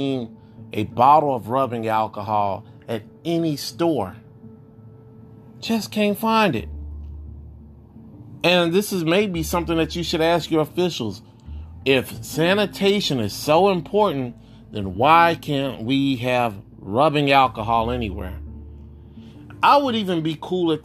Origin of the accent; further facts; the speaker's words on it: Texas, United States; my home state of Texas